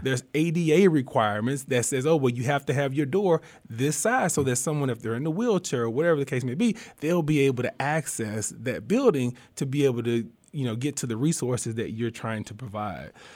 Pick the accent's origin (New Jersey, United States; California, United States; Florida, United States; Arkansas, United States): Arkansas, United States; Warren; I'm from Southeast Arkansas, a little small rural town, Warren, Arkansas is my hometown. Um, I grew up there